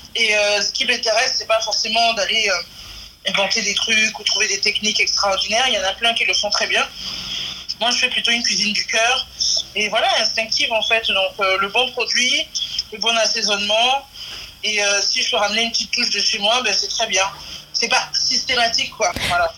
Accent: Benin; also born or lived in Marseille, France; now in Nîmes, France; mon pays d'origine

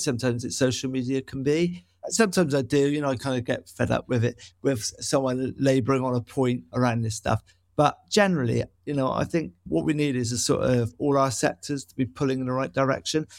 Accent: Bristol, South West England, United Kingdom; growing up in Noel West

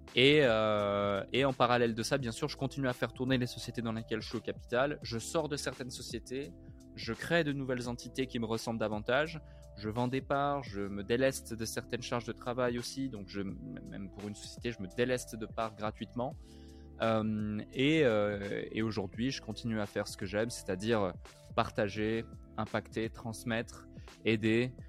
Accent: Switzerland; une ville où j'ai grandi en Suisse

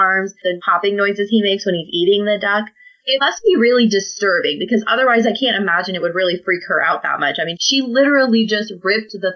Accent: Midwest, United States; I grew up in the Midwest

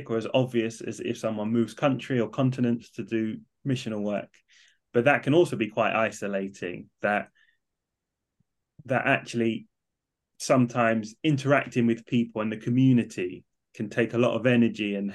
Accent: London, United Kingdom; now in Manchester, United Kingdom; So I moved from London up to Manchester. I was definitely the only Southerner

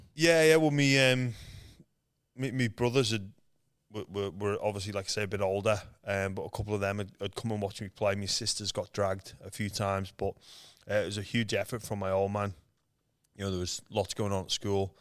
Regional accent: Liverpool, North West England, United Kingdom; moved away as an adult; now in Australia; I was born in Liverpool, England, um, where there's no rugby league

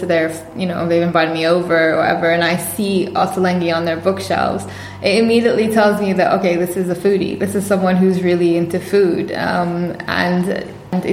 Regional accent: Bahrain; moved away as an adult; now in London, United Kingdom; I'm from Bahrain. I was born and raised in Bahrain

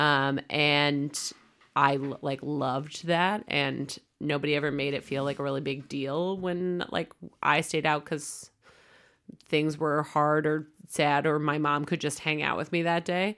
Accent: United States; moved away as an adult; now in Denmark; We moved from America to here

